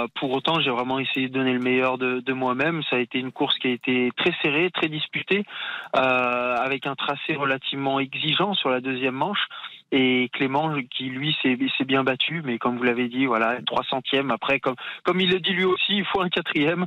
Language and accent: French; France; en tant que Français